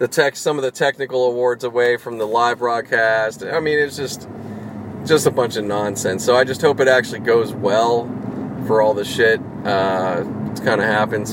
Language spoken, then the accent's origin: English; Pittsburgh, Pennsylvania, United States; I grew up out in Pittsburgh